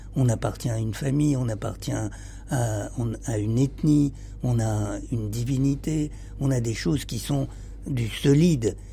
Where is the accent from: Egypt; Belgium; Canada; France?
Egypt; moved away; je suis né en Égypte et, et euh, je pense que ma famille était en Égypte depuis toujours.